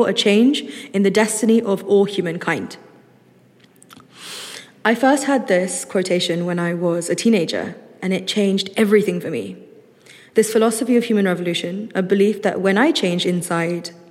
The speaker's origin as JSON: {"language": "English", "region": "London", "country": "United Kingdom", "said": "I'm from London and I'm a master's student"}